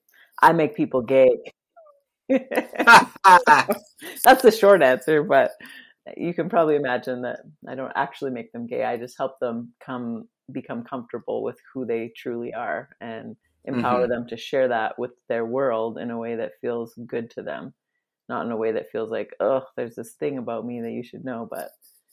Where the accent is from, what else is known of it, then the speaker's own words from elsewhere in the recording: Drumheller, Alberta, Canada; also born or lived in Kenya / Australia / Vancouver, British Columbia; I'm from here in Canada. A small town called Drumheller is where I was born. And mostly have lived in Alberta for most of my life, except for I did grow up for a few years in Kenya.